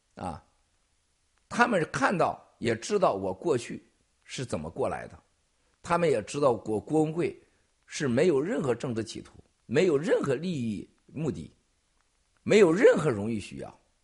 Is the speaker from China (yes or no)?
yes; China; 我本人来自中国